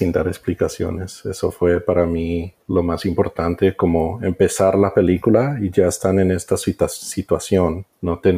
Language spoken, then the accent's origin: Spanish; United States; Spanish is a second language; Me perdonas porque soy gringo y a veces se me atrancan las palabras.